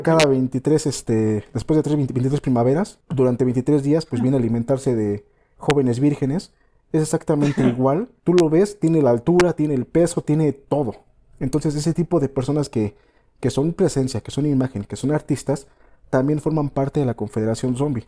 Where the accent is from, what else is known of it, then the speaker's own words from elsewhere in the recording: Mexico; Aquí en mi ciudad natal